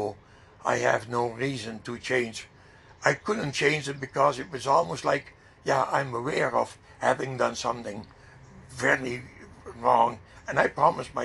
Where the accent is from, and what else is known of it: Netherlands; now in Canada